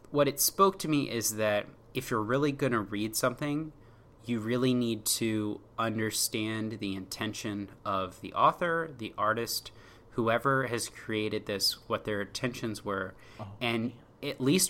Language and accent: English; Washington, District of Columbia, United States; I'm from Washington area. I've rooted for Washington D.C. sports teams.